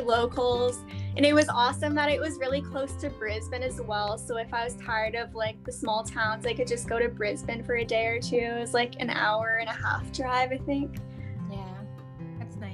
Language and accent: English; Canada; moved away as an adult; It was pretty easy as a Canadian, I think, because like the they're Commonwealth countries, so it's quite easy to for me to apply for Australia